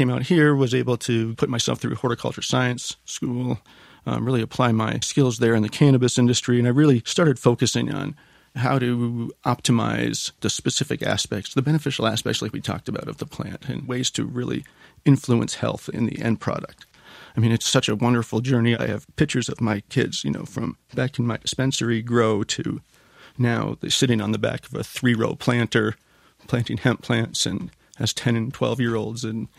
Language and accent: English; Canada; moved away; I'm a Canadian.